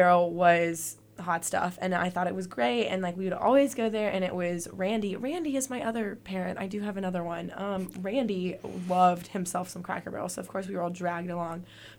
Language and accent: English; Birmingham, Alabama, United States; I have like a distinct memory growing up in Birmingham